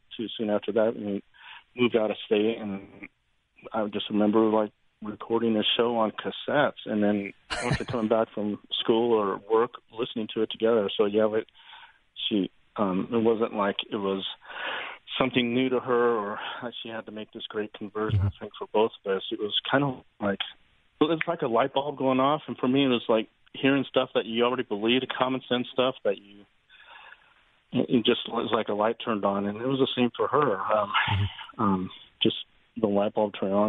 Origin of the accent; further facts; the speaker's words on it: Cheyenne, Wyoming, United States; moved away; my hometown in Cheyenne